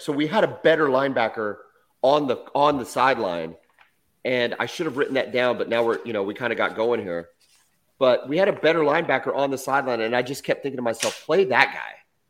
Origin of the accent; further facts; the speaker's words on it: Texas, United States; moved away as an adult; now in Oklahoma, United States; I'm from Texas. I was born in Texas. I've lived now in Oklahoma for over 20 years.